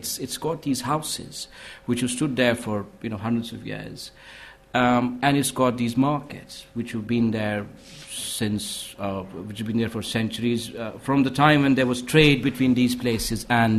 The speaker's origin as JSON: {"language": "English", "town": "Srinagar", "region": "Jammu and Kashmir", "country": "India", "tie": "born or raised there", "said": "the city I grew up in Srinagar."}